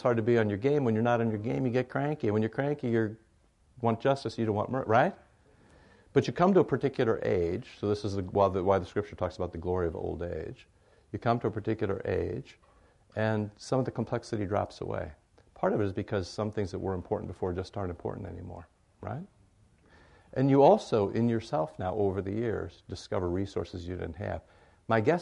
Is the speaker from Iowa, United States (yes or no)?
yes; Iowa, United States; I grew up in Iowa, more pigs than people